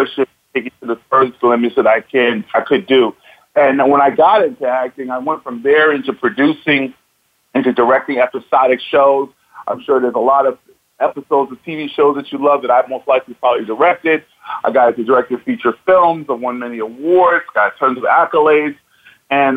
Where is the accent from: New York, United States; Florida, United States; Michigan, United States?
New York, United States; New York City; I'm from Bronx, New York. I'm a New Yorker by heart